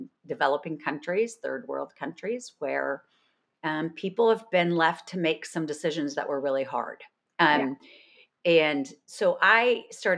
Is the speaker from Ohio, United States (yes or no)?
no; New York, United States; I'm also from New York